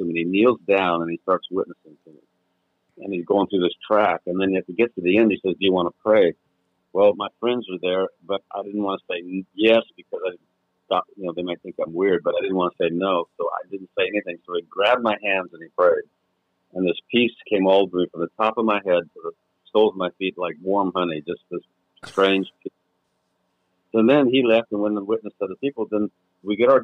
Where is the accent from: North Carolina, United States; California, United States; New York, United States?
California, United States; Being raised in California